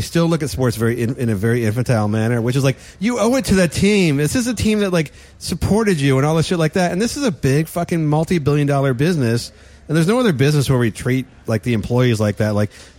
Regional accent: California, United States; I am from the Bay Area. I'm so happy with this.

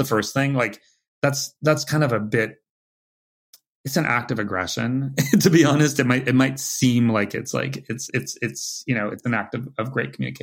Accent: California, United States; moved away as an adult; now in New York, United States; from California

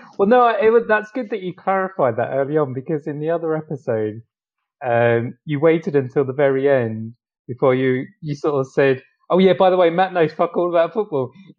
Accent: Romford, London, United Kingdom; moved away; my hometown in Romford

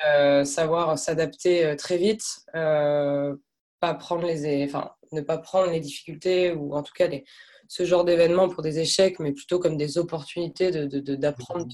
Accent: France; moved away as an adult; also born or lived in Lille / Canada; je suis française, j'ai 28 ans

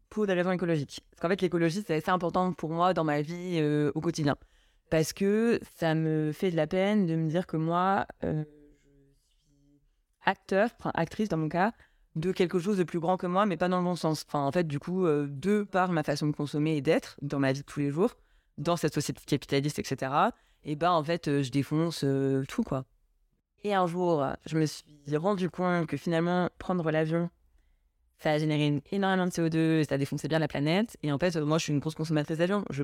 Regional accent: Deauville, Normandy, France; T'as grandi où En Normandie, à Deauville.

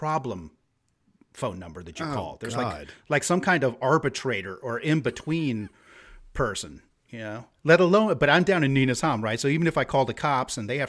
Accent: United States; now in Sweden; being American

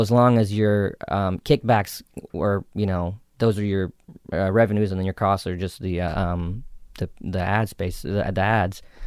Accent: South Carolina, United States; accent: Southern; moved away; also born or lived in New York; I grew up in South Carolina, so I actually had like a really thick, you know, Southern accent growing up

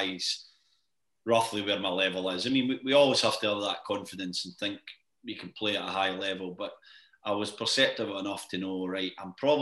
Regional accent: Scotland, United Kingdom; moved away; I come from Scotland

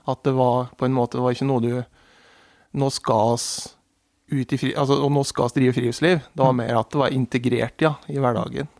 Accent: Murudalen, Sel Municipality, Innlandet, Norway; Jeg er oppvokst i Murredalen, i Sel kommune

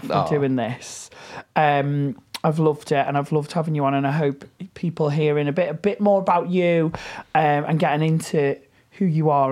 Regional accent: Liverpool, North West England, United Kingdom; as a Scouser

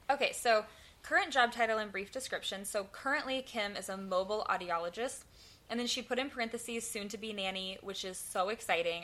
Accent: the South, United States; accent: southern; my southern accent

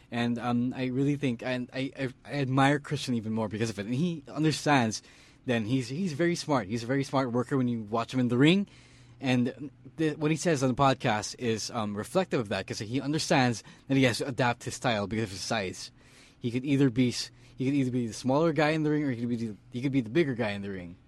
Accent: Philippines; Stan and I, we're both from the University of the Philippines

